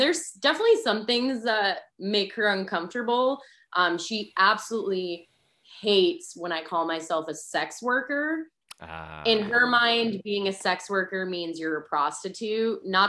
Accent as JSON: {"language": "English", "region": "New England", "country": "United States", "accent": "New England", "said": "I lost my New England accent."}